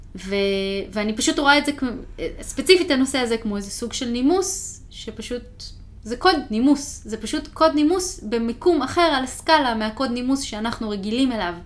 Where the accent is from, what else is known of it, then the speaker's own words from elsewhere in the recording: Israel; moved away as an adult; now in United States; מה שגדלתי איתו mm-hmm. בארץ